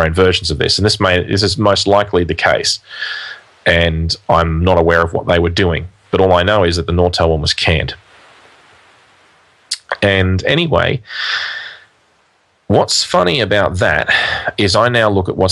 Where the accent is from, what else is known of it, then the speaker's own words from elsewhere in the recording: Australia; in Australia, we're not a big country in terms of population, although we are a big country in terms of area.